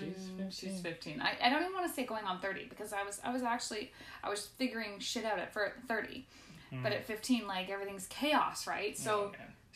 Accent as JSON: {"language": "English", "town": "Medicine Hat", "region": "Alberta", "country": "Canada", "tie": "born or raised there", "also_born_or_lived": "Newfoundland / Iceland", "moved": "as an adult", "said": "Born and raised, in Medicinette, Alberta, which not a lot of us are, actually."}